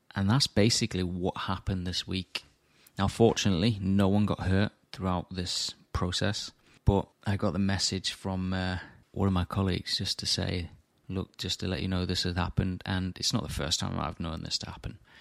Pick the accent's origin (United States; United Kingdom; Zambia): United Kingdom; Morley, Yorkshire and the Humber; my hometown in Morley